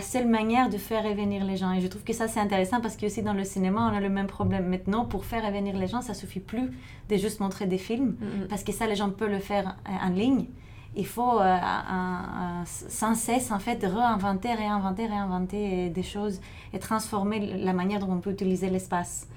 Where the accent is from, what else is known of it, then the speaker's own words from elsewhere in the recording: Thessaloniki, Central Macedonia, Greece; moved away; moi, j'ai grandi à Thessalonique, en Grèce